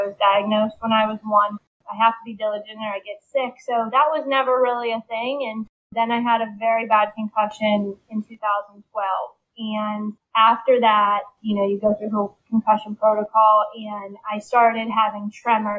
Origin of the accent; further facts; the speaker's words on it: Pittsburgh, Pennsylvania, United States; I'm from Pittsburgh, born and raised.